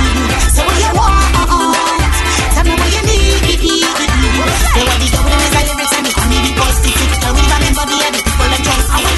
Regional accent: Trinidad & Tobago; I come from Trinidad, so I will defend it.

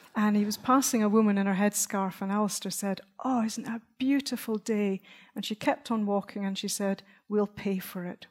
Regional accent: Dunbar, Scotland, United Kingdom; There's a part of Scotland where I was brought up, I come from Dunbar

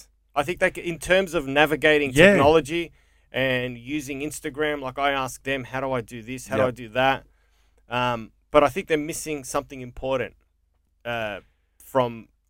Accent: Coburg, Victoria, Australia; I grew up in Coburg on a street called Deacon Street, mm-hmm. and in Deacon Street in Coburg, that we'd run out.

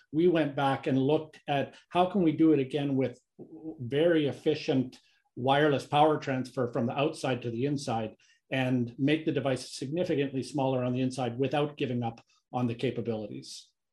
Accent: Canada; moved away as an adult; also born or lived in Kingston, Canada / Calgary, Canada; now in United States; I'm Canadian. I've been living in the U S since for about twenty-plus years

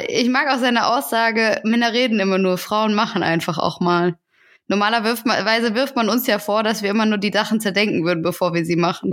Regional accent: Hesse, Germany; ich komme ja aus Hessen und da, hat, da guckt man auf jeden Fall den hessischen Rundfunk

